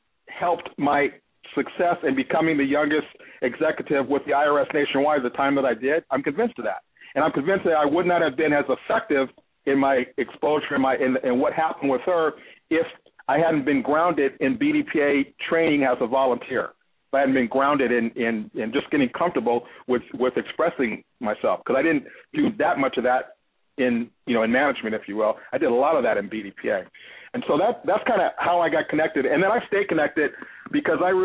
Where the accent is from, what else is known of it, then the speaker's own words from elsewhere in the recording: Los Angeles, California, United States; also born or lived in Detroit, Michigan; now in Cincinnati, United States; I was born and raised in Los Angeles